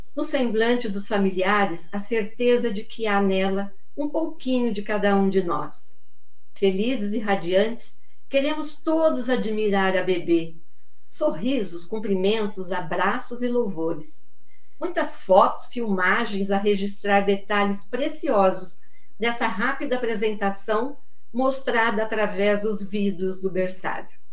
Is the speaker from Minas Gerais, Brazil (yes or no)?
yes; Muzambinho, Minas Gerais, Brazil; moved away as an adult; now in São Paulo, Brazil; Eu sou natural de Muzambinho, Minas Gerais, e estou falando de São Paulo, capital, aqui na Vila Romana